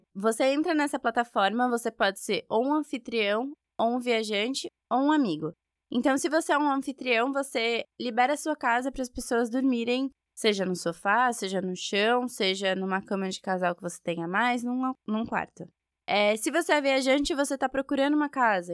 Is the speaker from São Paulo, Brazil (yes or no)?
yes; São Bernardo do Campo, São Paulo, Brazil; Eu sou de São Bernardo, e claramente por causa do meu sotaque